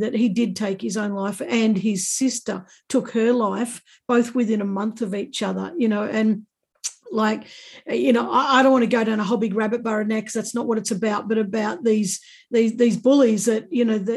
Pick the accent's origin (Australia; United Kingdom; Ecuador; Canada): Australia; Warragul, Victoria; I grew up in Warragul too, so there you go, that we're both Warragul kids